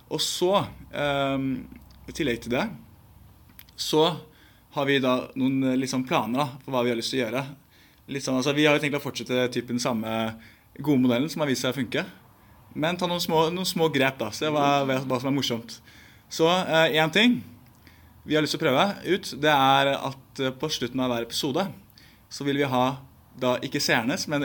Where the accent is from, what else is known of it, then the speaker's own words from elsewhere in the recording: Bærum, Akershus, Norway; Så jeg kommer fra Bærum. Et lite sted som heter Bekkstua